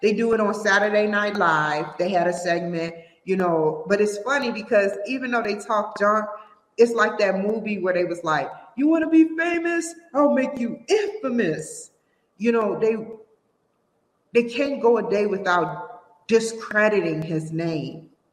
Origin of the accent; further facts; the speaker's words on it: Washington, District of Columbia, United States; I'm from Washington D.C.